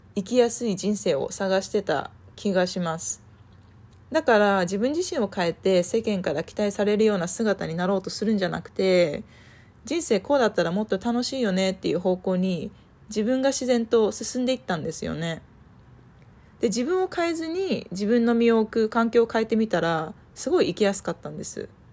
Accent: Nagano, Japan; moved away as an adult; also born or lived in Santa Barbara, California, United States / Germany; now in United States; 私は生まれも育ちも長野県で、あの、山に囲まれた田舎暮らしで育ちました。

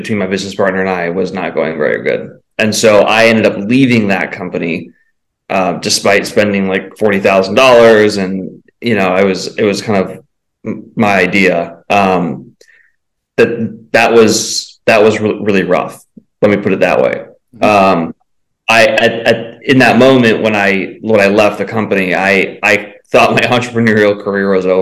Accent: San Diego, California, United States; moved away as an adult; also born or lived in Salt Lake City; I was born and raised in San Diego

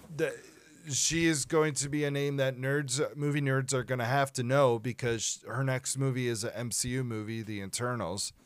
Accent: Minnesota, United States; we're from Minnesota

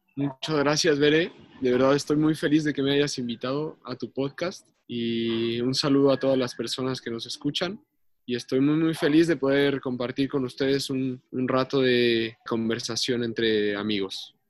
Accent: Mexico City, Mexico; also born or lived in San Luis Potosí; now in Santiago, Chile; yo soy mexicano, soy de, la Ciudad de México y hace bastantes años me mudé a San Luis

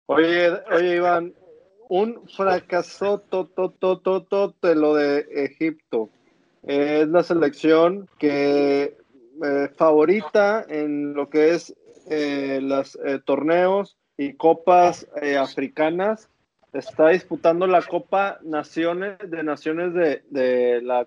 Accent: Mexico; soy mexicano

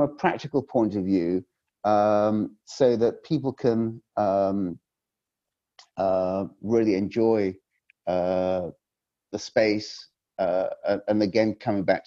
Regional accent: Yorkshire and the Humber, United Kingdom; I come from Yorkshire

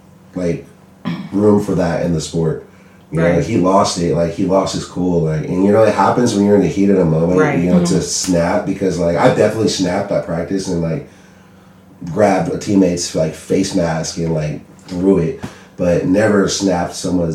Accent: San Bernardino, California, United States; I am originally from San Bernardino, California.

